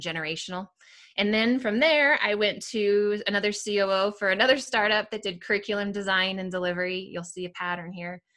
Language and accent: English; Seattle, Washington, United States; moved away as an adult; also born or lived in Southern California; now in Littleton, United States; I grew up in Seattle area, Washington, um, outside of Seattle